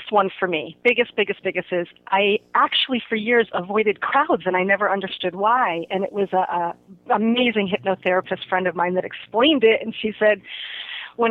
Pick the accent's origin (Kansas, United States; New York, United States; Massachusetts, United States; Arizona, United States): Massachusetts, United States; Holyoke; moved away as an adult; also born or lived in Cape Cod, Massachusetts; now in Sacramento, United States; I am originally from Holyoke, Massachusetts.